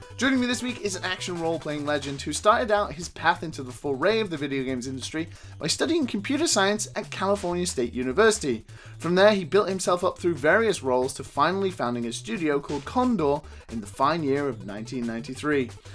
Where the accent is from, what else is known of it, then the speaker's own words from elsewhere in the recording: United Kingdom; as a Brit